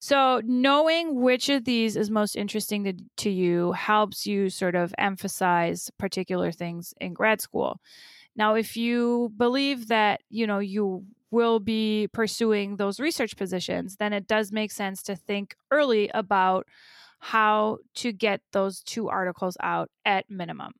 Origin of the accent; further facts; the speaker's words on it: Germany; now in United States; having grown up in Germany